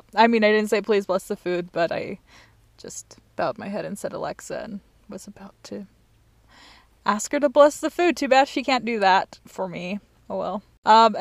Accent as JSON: {"language": "English", "region": "Utah", "country": "United States", "moved": "as an adult", "lives_now": "Germany", "said": "I'm originally from Utah, but I've been in Germany for about 3.5 years now"}